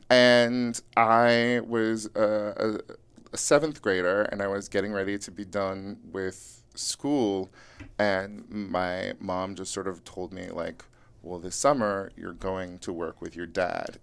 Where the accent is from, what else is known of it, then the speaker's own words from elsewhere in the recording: Yuba City, California, United States; now in Los Angeles, United States; I grew up in rural Northern California